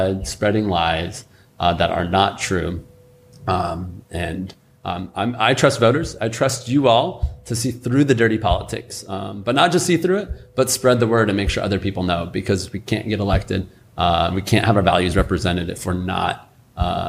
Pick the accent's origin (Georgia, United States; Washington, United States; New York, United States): Washington, United States; Spokane; I grew up in District 3, spent most of my life in the district, graduated from NC